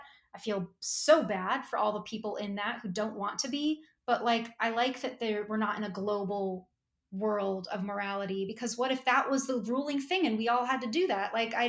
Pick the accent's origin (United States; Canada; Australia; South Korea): Australia; Well, I can't be Australian, because I'm Australian.